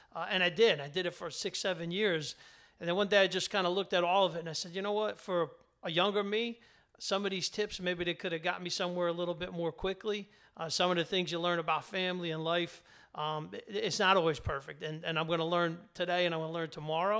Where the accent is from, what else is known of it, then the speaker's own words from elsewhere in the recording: New Jersey, United States; working class in, in New Jersey